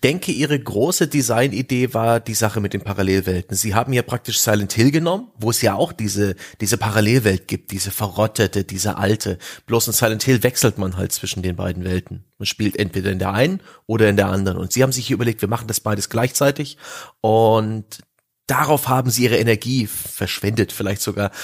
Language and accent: German; East Germany, Germany; ich bin ja im Osten groß geworden